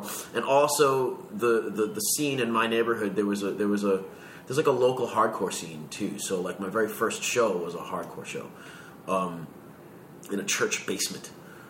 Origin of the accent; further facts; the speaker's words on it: Queens, New York, United States; Right here in New York. So, when I was really little, I grew up in Jackson Heights